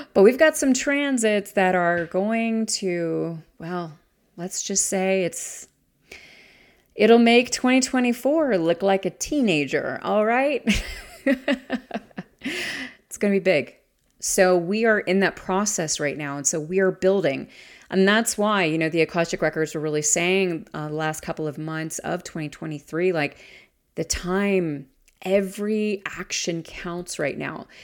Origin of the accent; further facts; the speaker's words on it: the South, United States; my hometown is in the South